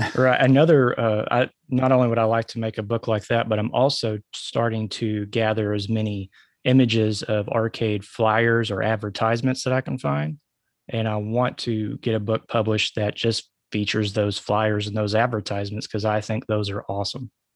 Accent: Arkansas, United States; born or raised there

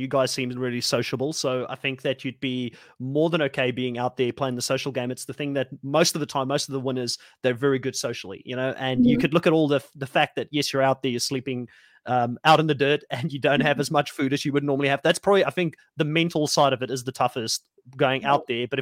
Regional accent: South Africa; moved away; I'm from South Africa originally

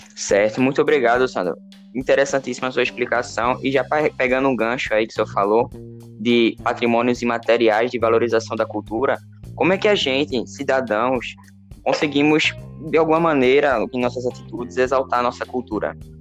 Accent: Northeast Region, Brazil; accent: Nordestino; a gente pensa, ou outras pessoas pensam que a gente tem um dialeto, né, nordestino, mas na verdade não, é um sotaque

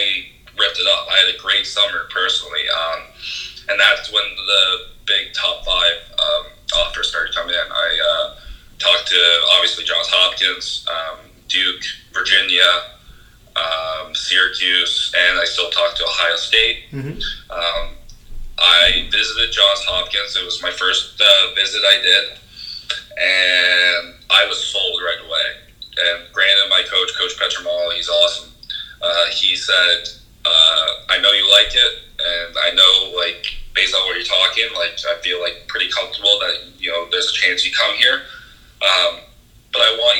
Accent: Canada; as a Canadian

